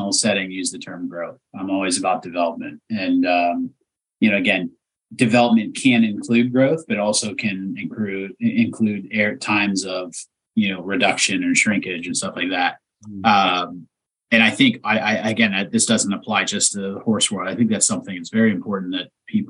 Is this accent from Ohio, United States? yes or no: yes; East Palestine, Ohio, United States; moved away; I'm from a town of 4,500 people, you know, that's my hometown